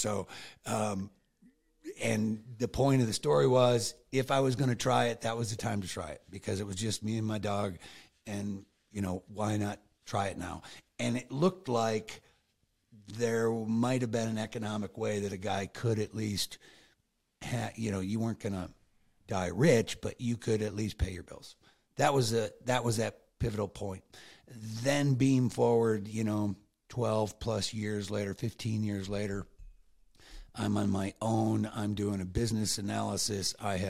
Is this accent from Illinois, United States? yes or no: no; New York, United States; And we grew up in Western New York, and Jody in Wisconsin, so we knew what cold was.